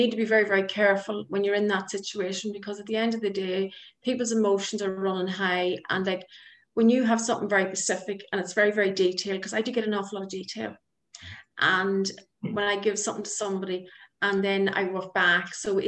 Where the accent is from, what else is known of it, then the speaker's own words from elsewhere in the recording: Ireland; moved away as an adult; now in Northern Ireland, United Kingdom; I'm originally from the Republic of Ireland